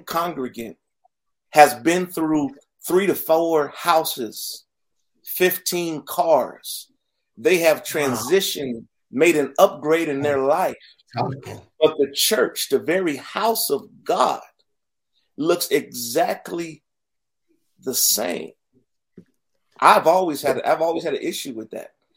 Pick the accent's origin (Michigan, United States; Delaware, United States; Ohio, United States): Ohio, United States; Youngstown; moved away; Born and raised in Youngstown, Ohio, on the south side